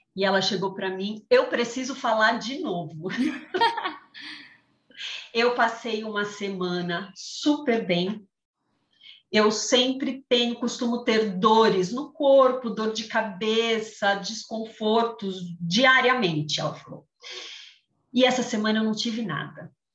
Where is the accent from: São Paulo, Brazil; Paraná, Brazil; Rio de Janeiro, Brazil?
São Paulo, Brazil; moved away as an adult; now in Jaguariúna, Brazil; sou de São, natural de São Paulo, mas há cinco anos resolvi mudar a vida e me mudei para o interior, moro em Jaguariúna